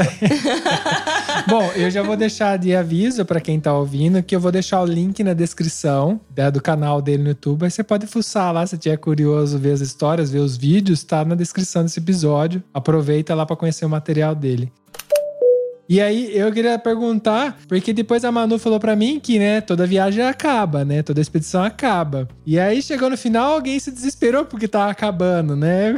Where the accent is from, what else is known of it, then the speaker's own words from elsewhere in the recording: interior of São Paulo, Brazil; moved away as an adult; also born or lived in São Carlos; now in Italy; a gente vem do interior de São Paulo